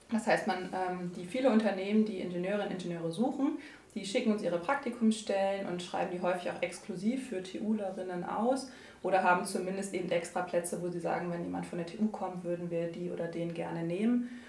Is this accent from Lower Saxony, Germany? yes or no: yes; Buxtehude, Lower Saxony, Germany; born there; Ja, genau. Ich bin sogar in Buxtehude geboren.